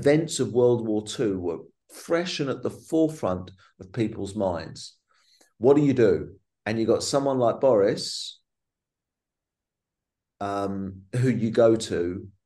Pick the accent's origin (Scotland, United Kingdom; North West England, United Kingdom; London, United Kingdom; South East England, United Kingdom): London, United Kingdom; a teenager growing up in London